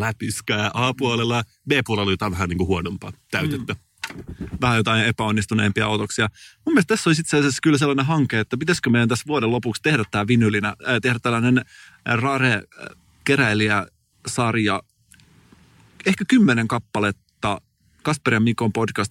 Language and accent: Finnish; Turku region, Southwest Finland, Finland; mä oon Turun seudulta kotoisin